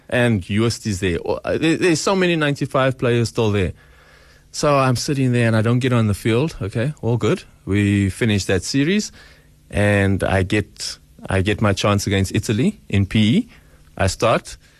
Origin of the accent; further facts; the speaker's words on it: Boksburg, Gauteng, South Africa; I'm just slightly from Boksburg